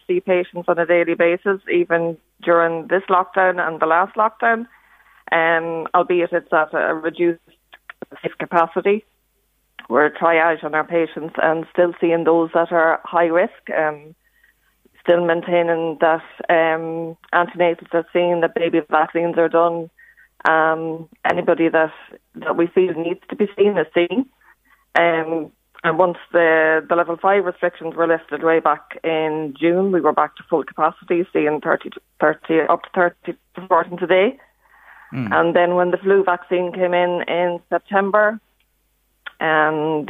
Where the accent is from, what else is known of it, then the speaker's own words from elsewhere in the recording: Navan, County Meath, Ireland; moved away as an adult; now in County Leitrim, Ireland; I grew up in Navin, that's correct, and moved from Navin about 6 years ago